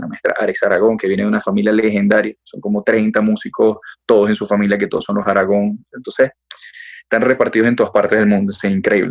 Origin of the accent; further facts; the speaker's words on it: Venezuela; moved away as an adult; now in Bogotá, Colombia; tres años aproximadamente viviendo acá en la ciudad de Bogotá, em, de Venezuela, digamos que también de familia colombiana